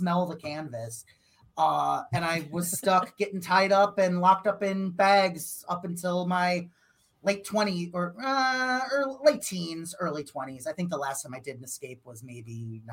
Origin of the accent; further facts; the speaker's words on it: Crystal Lake, Illinois, United States; She's also from my hometown as well. So Crystal Lake